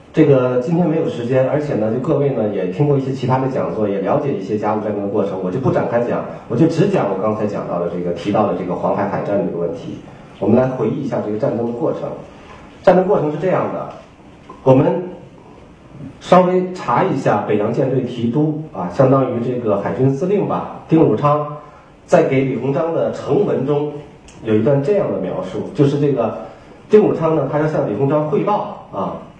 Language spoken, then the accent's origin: Chinese; China; 但是我们中国人对日本一百二十年以后